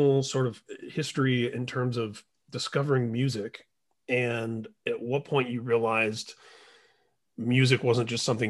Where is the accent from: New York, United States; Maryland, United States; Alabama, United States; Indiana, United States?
Indiana, United States; moved away; growing up in Indiana, where I'm from originally